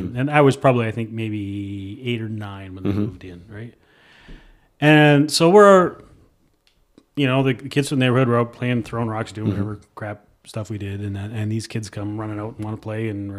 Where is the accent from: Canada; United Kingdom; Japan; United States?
Canada; Edmonton, Alberta; I grew up in Millwoods, which for people who don't come from Edmonton, has